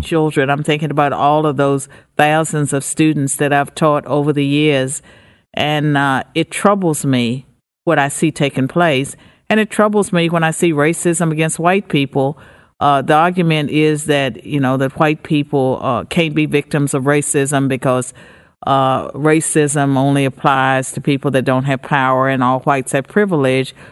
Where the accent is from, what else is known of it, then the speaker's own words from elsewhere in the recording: United States; I'm an American